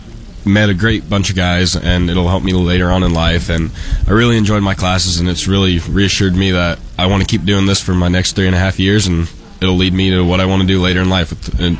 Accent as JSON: {"language": "English", "town": "Wood River", "region": "Nebraska", "country": "United States", "tie": "born or raised there", "said": "I'm from Wood River, Nebraska. I come from a family farm and hope to return to it someday."}